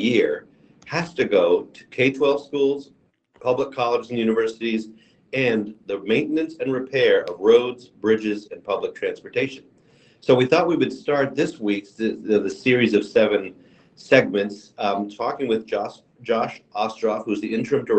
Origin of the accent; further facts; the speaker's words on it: Amherst, Massachusetts, United States; I grew up in Amherst, I still live there.